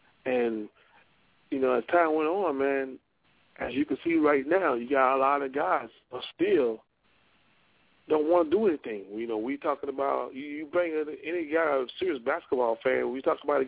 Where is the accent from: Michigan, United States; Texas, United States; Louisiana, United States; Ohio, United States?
Louisiana, United States; Monroe; I'm from Monroe